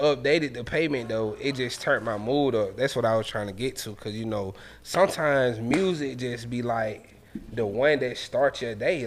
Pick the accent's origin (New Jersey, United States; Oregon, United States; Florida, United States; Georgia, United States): Georgia, United States; Atlanta; all of us from Atlanta